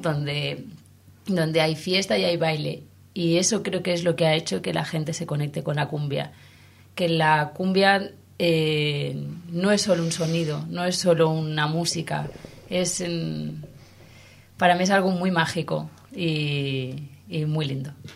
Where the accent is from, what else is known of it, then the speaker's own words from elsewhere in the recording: Valencian Community, Spain; como valenciana que soy